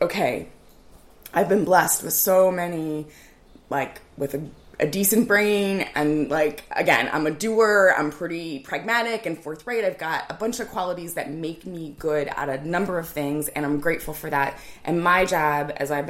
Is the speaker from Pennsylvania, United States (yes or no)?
yes; Lancaster County, Pennsylvania, United States; I grew up here in Lancaster County. I went to Manheim Township schools. And like you, though, I was not born here. My family's not from here. So technically, I'm an outsider. But we came here when I was 8.